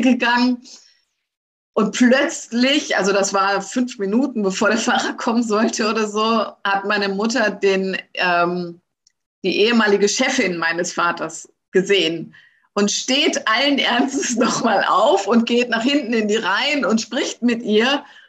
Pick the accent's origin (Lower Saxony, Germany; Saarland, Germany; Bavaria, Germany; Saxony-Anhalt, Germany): Lower Saxony, Germany; moved away; ich komme ja aus Niedersachsen